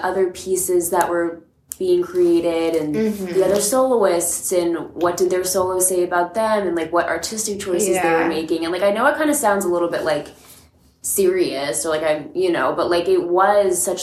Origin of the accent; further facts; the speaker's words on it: Massachusetts, United States; moved away; I'm from Massachusetts. I grew up at a comp studio there